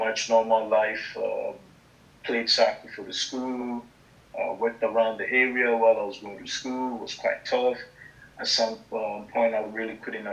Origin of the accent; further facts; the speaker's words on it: Syracuse, New York, United States; moved away as an adult; also born or lived in Ghana; now in Germany; I grew up in Syracuse, New York.